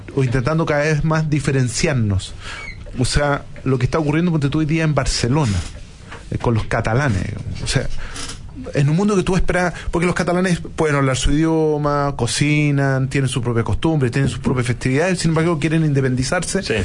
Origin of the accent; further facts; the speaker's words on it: Chile; los chilenos somos consistentes